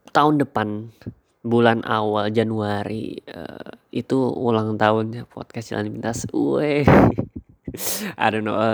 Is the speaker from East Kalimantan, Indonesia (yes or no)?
yes; Samarinda, East Kalimantan, Indonesia; born there; also born or lived in Sumatra / Banten; now in Yogyakarta, Indonesia; gue uh, lahir di Samarinda tapi uh, gue besar di tiga tempat yang berbeda gitu waktu sekolah uh, kali gue di SD Kalimantan SMP di Sumatera SMA di uh, Banten